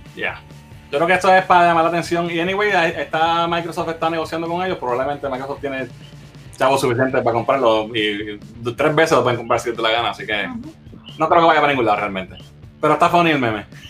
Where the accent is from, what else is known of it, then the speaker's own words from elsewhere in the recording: Arecibo, Puerto Rico; en Arecibo en, la villa del Capitán Correa, mi pueblo natal de Arecibo